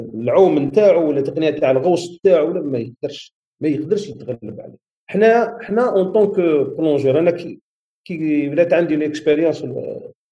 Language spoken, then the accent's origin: Arabic; Algeria; احنا عندنا في الجزائر